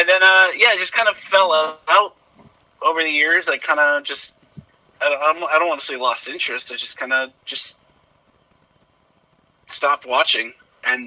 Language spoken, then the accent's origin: English; north of Seattle, Washington, United States; now in Pittsburgh, United States; I grew up north of Seattle.